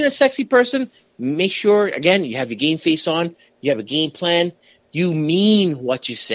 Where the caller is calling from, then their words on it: Manhattan, New York, United States; from Manhattan.